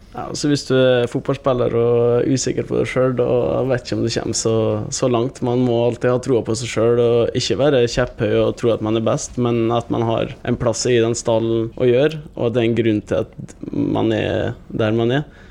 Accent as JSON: {"language": "Norwegian", "area": "Gossen", "region": "Møre og Romsdal", "country": "Norway", "moved": "as an adult", "lives_now": "Molde, Norway", "said": "hjemme på Gossen"}